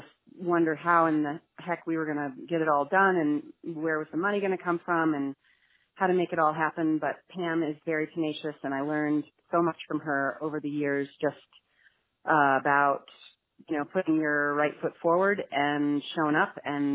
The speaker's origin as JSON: {"language": "English", "town": "New York City", "region": "New York", "country": "United States", "tie": "born or raised there", "said": "growing up in New York City"}